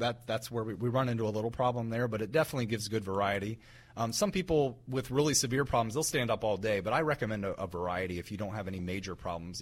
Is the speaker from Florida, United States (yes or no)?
no; West Central Ohio, United States; I grew up in West Central Ohio, which is very rural